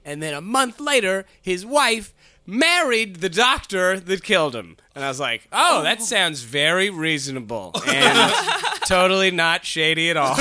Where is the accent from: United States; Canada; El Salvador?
Canada; as a Canadian